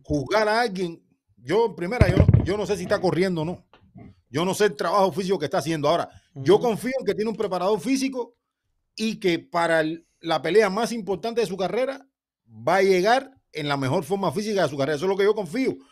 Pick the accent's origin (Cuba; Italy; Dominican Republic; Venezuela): Cuba; Yo como cubano